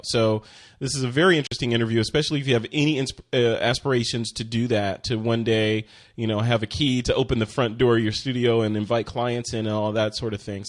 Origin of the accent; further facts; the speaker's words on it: Chicago, Illinois, United States; also born or lived in Flint, Michigan / Tokyo, Japan; I am from Chicago. Actually, I was born in Michigan, but I grew up in Chicago.